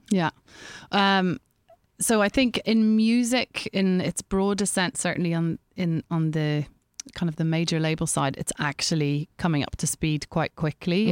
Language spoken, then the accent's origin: English; Ireland; being Irish